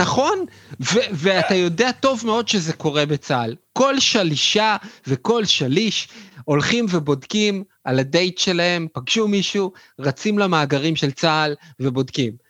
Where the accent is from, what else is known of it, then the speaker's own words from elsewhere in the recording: Israel; אנחנו בתור ישראלים